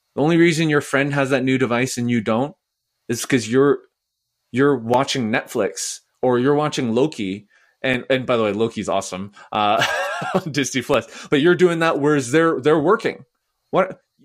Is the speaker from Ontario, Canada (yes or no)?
no; Vancouver, British Columbia, Canada; also born or lived in Nashville, United States; now in Edmonton, Canada; I am from Vancouver